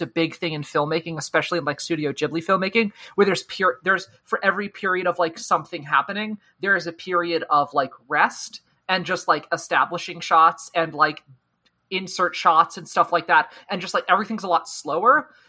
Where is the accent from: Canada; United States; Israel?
United States; I just call them season 1, 2, and 3 because I'm American.